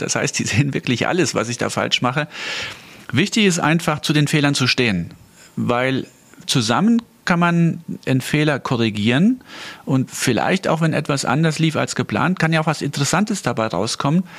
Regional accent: Saarland, Germany; ich komme aus dem Saarland, und zwar aus dem ländlichen Bereich

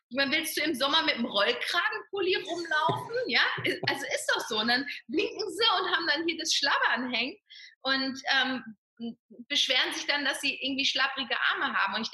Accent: North Rhine-Westphalia, Germany; Sigi kommt ja vom Bodensee, ich komme aus dem Ruhrgebiet und wir sind genau in der Mitte, hier an der schönen Bergstraße

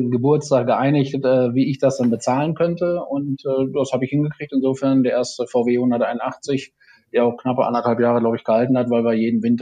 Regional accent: Aalen, Baden-Württemberg, Germany; Mercedes-Händler aus meiner Heimatstadt Aalen

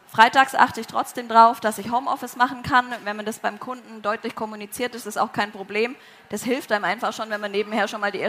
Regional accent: Southern Germany, Germany; now in Braunschweig, Germany; ich komme ursprünglich aus Süddeutschland, bin dann als allererstes nach Wolfsburg gezogen

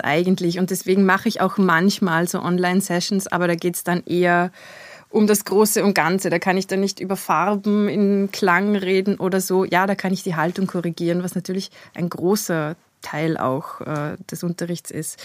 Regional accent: Kirchdorf/Christkirchen, Upper Austria, Austria; now in Vienna, Austria; Ich bin geboren in Oberösterreich, in Christkirchen.

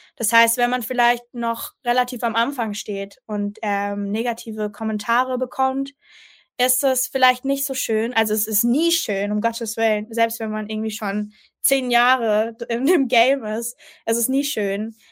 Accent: Mannheim, Baden-Württemberg, Germany; also ich bin in Mannheim aufgewachsen. Äh, meine Familie kommt aus Mannheim, also ich bin eine richtige Monomerin

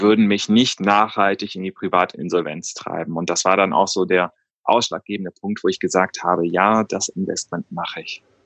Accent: Cologne, North Rhine-Westphalia, Germany; also born or lived in New York; Ich bin ursprünglich gebürtiger Kölner

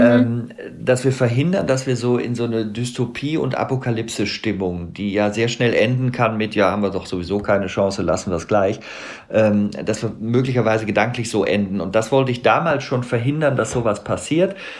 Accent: Bonn, North Rhine-Westphalia, Germany; ich bin auch Rheinländer, ich bin in Bonn geboren

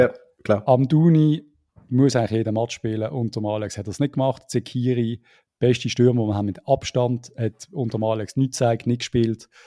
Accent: Lucerne, Switzerland; da würde mir die Gallen raufkommen als Luzerner.

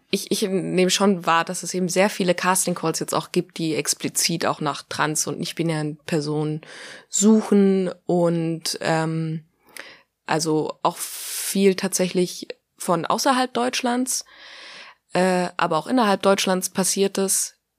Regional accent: Greece; ich bin ja auch Grieche

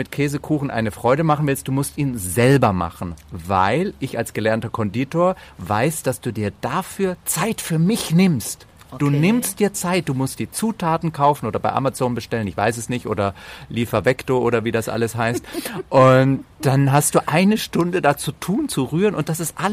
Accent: Bavaria, Germany; also born or lived in Slovenia; aufgewachsen in Bayern und Slowenien. Slowenen und Bayern haben ein ganz eigenes Verhältnis zum Tod.

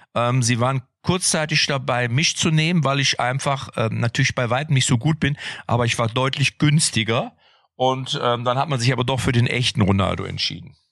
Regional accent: Lippstadt, North Rhine-Westphalia, Germany; ich komme ja aus Lippstadt und mein Vater war ja der Trainer, der A-Jugendtrainer

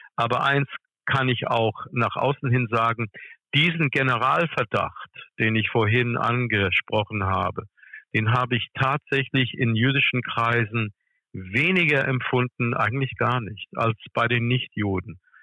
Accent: United States; now in Germany; ich komme aus den USA

